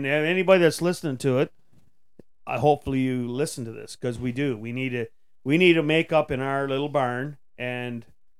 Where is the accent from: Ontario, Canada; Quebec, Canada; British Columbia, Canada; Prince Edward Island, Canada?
Ontario, Canada; Tweed; I'm from Tweed.